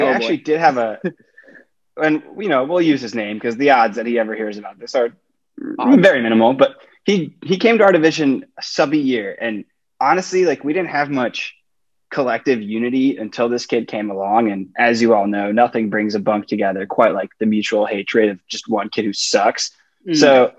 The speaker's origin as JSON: {"language": "English", "town": "Chicago", "region": "Illinois", "country": "United States", "said": "I am from Chicago. I went to the University of Illinois in Champaign-Urbana"}